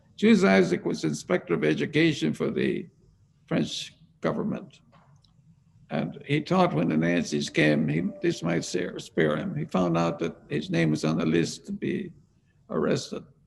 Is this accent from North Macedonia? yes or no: no; Ireland; moved away as an adult; I was born in Ireland